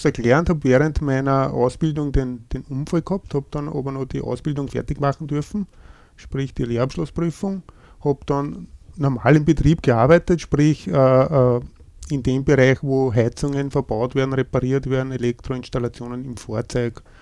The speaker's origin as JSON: {"language": "German", "town": "St. Veit an der Gölsen", "region": "Lower Austria", "country": "Austria", "said": "Ich komme aus dem Bezirk Lilienfeld, genauer gesagt aus St. Veit an der Gölsen. Bin 49 Jahre alt, bin verheiratet, habe drei Kinder"}